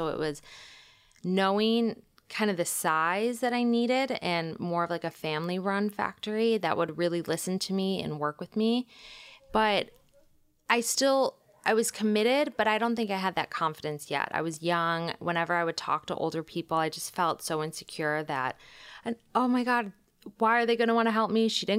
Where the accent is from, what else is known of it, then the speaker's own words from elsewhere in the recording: Michigan, United States; I'm from Michigan. I knew I wanted to leave. I went to school in New York